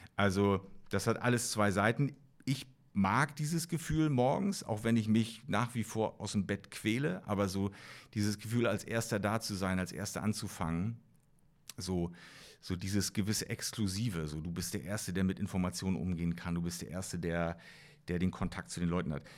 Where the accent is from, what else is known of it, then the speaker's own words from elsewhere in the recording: East Germany, Germany; ich bin ja äh, noch in der DDR aufgewachsen